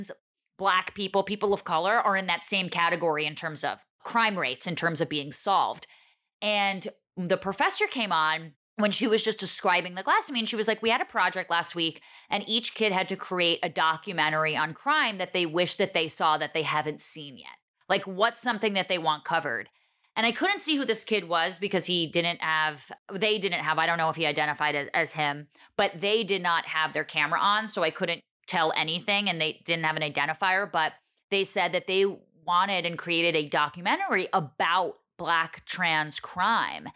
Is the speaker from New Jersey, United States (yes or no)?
yes; Montclair, New Jersey, United States; I'm from Montclair, New Jersey